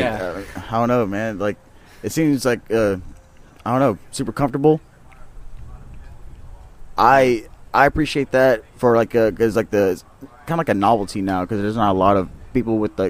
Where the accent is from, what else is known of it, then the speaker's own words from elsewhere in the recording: Louisiana, United States; I'm just a, like I said, Louisiana local native right here. We're from here.